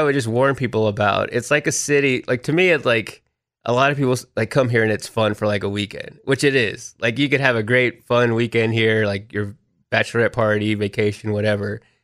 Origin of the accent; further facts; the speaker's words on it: Texas, United States; moved away as an adult; also born or lived in Austin, Texas; now in Nashville, United States; growing up in Texas